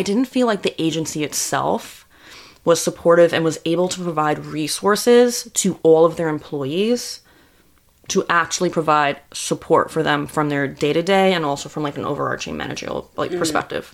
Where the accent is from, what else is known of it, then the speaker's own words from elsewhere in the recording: Long Island, New York, United States; now in New York City, United States; we grew up on Long Island. I went to school upstate, moved to the city.